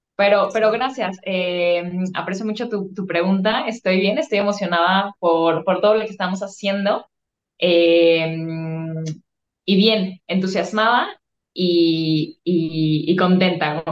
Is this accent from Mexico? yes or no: yes; Guadalajara, Jalisco, Mexico; Yo soy tapatía, orgullosamente aquí de Guadalajara, Jalisco.